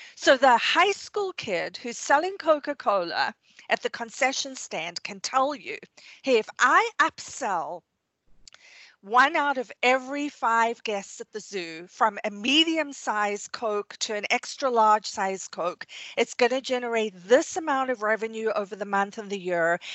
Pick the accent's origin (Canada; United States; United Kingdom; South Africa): South Africa; moved away; I grew up in South Africa